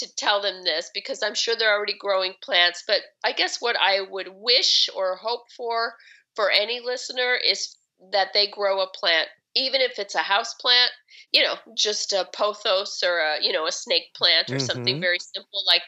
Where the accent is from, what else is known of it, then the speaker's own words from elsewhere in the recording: Chicago, Illinois, United States; moved away as an adult; now in Seattle, United States; I grew up in Chicago and, you know, in the city.